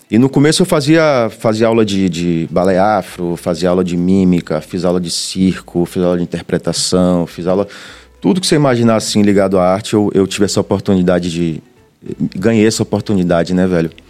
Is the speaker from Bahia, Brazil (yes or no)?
yes; Itapuã, Bahia, Brazil; É, cresci em Itapuã, isso também formou muito a minha visão de mundo